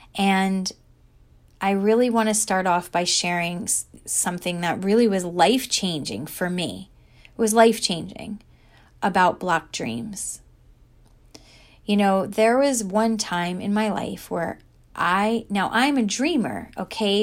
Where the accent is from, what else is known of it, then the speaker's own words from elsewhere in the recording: New Jersey, United States; I was a girl from New Jersey who grew up at the beach